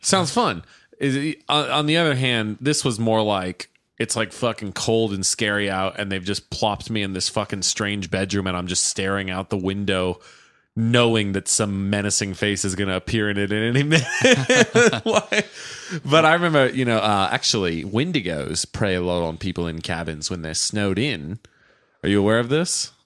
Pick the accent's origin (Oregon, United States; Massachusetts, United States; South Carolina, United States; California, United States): California, United States; Stockton; Stockton, my hometown